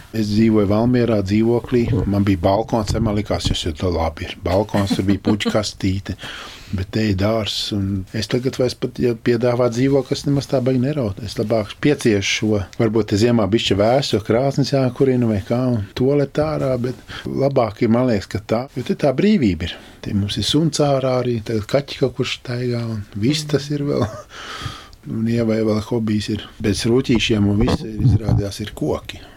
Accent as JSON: {"language": "Latvian", "town": "Valmiera", "region": "Valmiera Municipality", "country": "Latvia", "tie": "born or raised there", "also_born_or_lived": "Riga", "moved": "yes", "lives_now": "Saldus, Latvia", "said": "Es kā jau uzaugu Svamierā, tur tomēr teātris"}